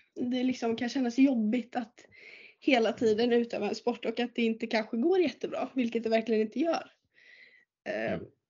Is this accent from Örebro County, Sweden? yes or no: no; Åmål, Västra Götaland, Sweden; jag är uppväxt i Åmål och jag började spela tennis i Åmål